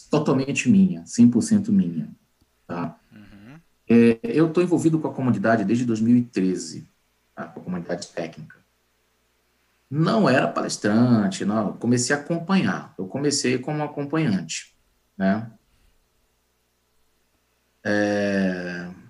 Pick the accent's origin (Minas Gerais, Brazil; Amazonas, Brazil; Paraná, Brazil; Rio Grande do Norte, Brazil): Amazonas, Brazil; Manaus; now in Salvador, Brazil; aí, em 99, eu mudei para Salvador. É assim, cara, é, Belém, eu conheço mais do que Manaus. Né? Eu saí de Manaus em 95